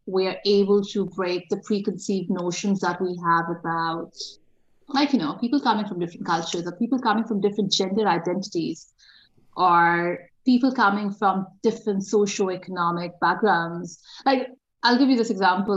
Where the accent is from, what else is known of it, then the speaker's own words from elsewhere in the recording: Pakistan; moved away as an adult; also born or lived in Dubai, United Arab Emirates / Sydney, Australia; now in Western Australia, Australia; I'm Pakistani